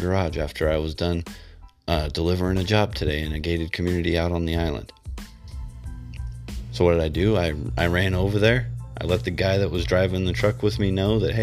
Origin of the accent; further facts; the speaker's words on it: United States; because you're an American, I'm an American